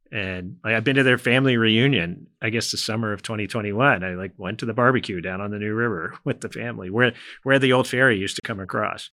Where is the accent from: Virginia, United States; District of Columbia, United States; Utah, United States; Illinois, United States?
Virginia, United States; Northern; also born or lived in Franklin County, Virginia; I'm originally from Franklin County, but we moved to Northern Virginia when I was a small child.